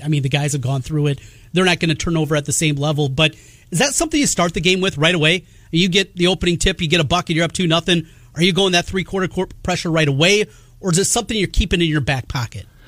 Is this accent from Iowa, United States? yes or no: yes; Iowa, United States; I grew up in Iowa, grew up a huge Hawkeye fan.